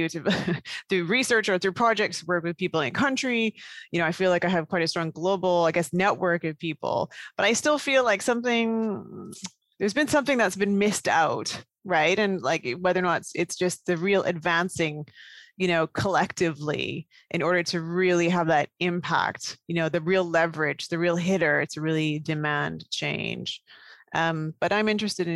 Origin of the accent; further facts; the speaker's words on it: Canada; a child of Indian immigrants growing up in Canada.